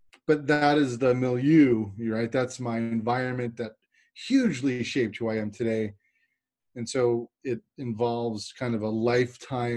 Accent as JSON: {"language": "English", "region": "New York", "country": "United States", "said": "I'm from New York"}